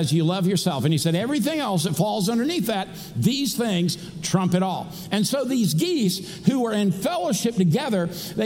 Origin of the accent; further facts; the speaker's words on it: Daytona Beach, Florida, United States; I grew up in Daytona Beach, Florida, back in the day when you could go to the races for $5.